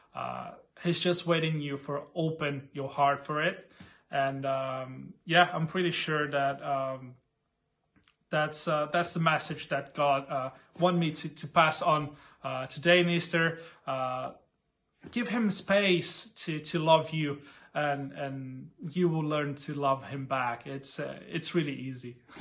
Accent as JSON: {"language": "English", "country": "Brazil", "moved": "as an adult", "lives_now": "Berlin, Germany", "said": "I'm actually from Brazil. Um, come to Berlin around two years ago with my wife, Catherine"}